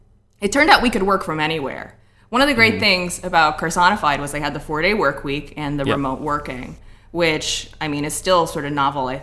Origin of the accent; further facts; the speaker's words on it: Hong Kong; also born or lived in Ohio, United States; So when I was about 11, I was living in Hong Kong at the time. So I was born in Ohio, but we had moved to Hong Kong when I was a kid